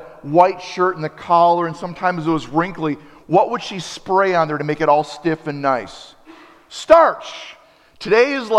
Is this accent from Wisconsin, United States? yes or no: yes; Appleton, Wisconsin, United States; when I travel through Wisconsin, around Wisconsin, I wear my Appleton West t-shirt